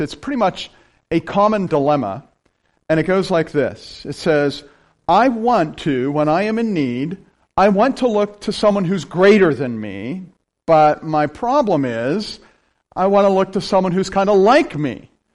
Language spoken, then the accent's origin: English; Appalachia, rural central Pennsylvania, United States; I'm from rural Pennsylvania, right? Here's something else I wear like a badge. I'm from Appalachia